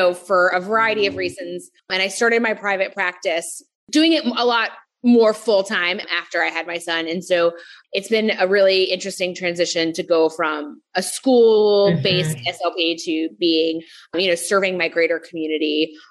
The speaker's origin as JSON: {"language": "English", "region": "North Carolina", "country": "United States", "tie": "born or raised there", "moved": "as an adult", "lives_now": "New York, United States", "said": "I grew up in North Carolina, went to school down there"}